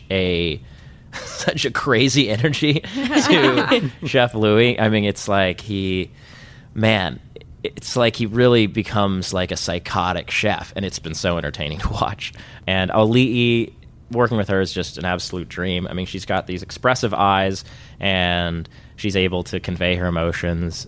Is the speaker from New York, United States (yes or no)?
no; Laguna Beach, California, United States; I'm from Laguna Beach originally